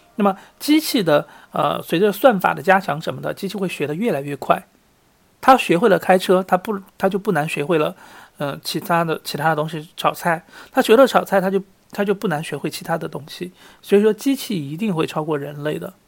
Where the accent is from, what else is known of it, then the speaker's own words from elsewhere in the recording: Sichuan, China; moved away; 我是四川人，我很喜欢打麻将。那么在虽然在国外